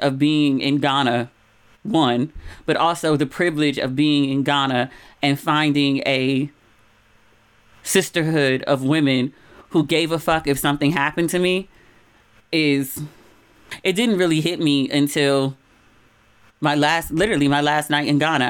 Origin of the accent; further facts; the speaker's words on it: Maryland, United States; accent: Maryland; moved away as an adult; my Maryland accent